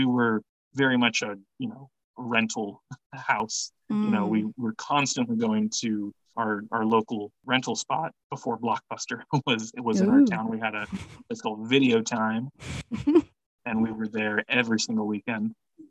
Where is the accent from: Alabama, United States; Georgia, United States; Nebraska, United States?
Nebraska, United States; Lincoln; I grew up in Lincoln, so it was also the first and so far only time I rode on a city bus and went to see a movie.